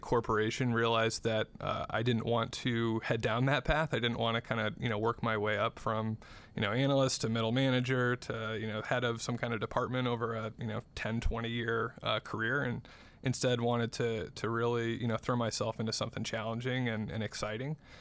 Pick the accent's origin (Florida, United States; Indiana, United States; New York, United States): Indiana, United States; South Bend; I grew up in South Bend, Indiana.